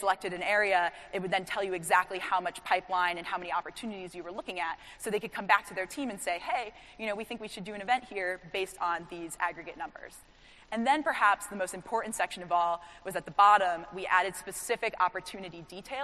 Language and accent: English; New York, United States; I'm from New York